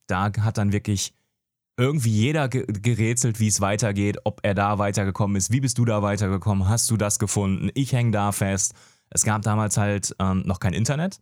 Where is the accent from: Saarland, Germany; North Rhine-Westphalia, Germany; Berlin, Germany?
North Rhine-Westphalia, Germany; Gelsenkirchen; moved away as an adult; also born or lived in Franconia; geboren tatsächlich im Ruhrport, Gelsenkirchen, da immer noch wohnhaft.